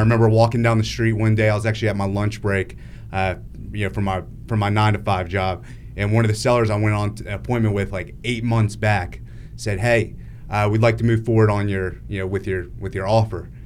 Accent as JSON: {"language": "English", "region": "Northern Virginia", "country": "United States", "tie": "born or raised there", "moved": "as an adult", "said": "I grew up in Northern Virginia, and, um, Yeah, when I was living there, I lived there till I was twenty-four years old."}